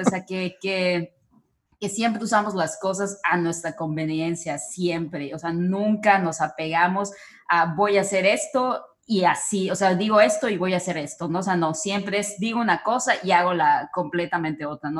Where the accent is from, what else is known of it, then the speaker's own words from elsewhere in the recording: Mexico; nosotros como mexicanos